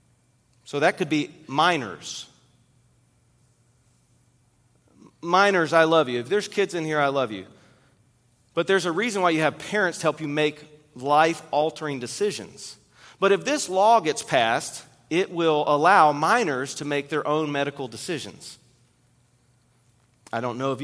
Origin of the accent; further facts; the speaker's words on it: Kentucky, United States; I grew up in Kentucky